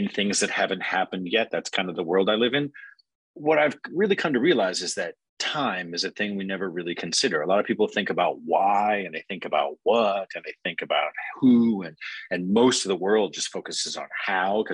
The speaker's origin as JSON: {"language": "English", "region": "Alaska", "country": "United States", "tie": "born or raised there", "said": "I grew up in Alaska, kind of log cabin in the woods, middle of nowhere sort of situation"}